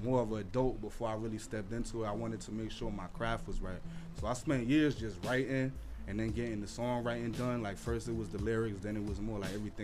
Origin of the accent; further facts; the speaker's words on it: Paterson, New Jersey, United States; also born or lived in Garfield, New Jersey / Fair Lawn, New Jersey; Originally, I'm from Garfield. At a young age, I moved to Fairlawn, and then that's basically, like, how I didn't really fit in the town, so that's basically how I ended up, like, chilling in Patterson at a younger age